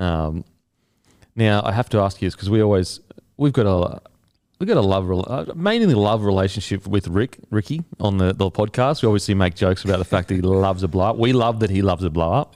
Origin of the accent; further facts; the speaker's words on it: Australia; as an Aussie